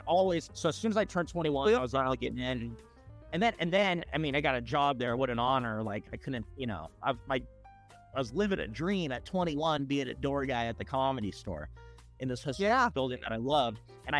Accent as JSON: {"language": "English", "town": "Long Beach", "region": "California", "country": "United States", "tie": "born or raised there", "said": "I grew up in Long Beach, California."}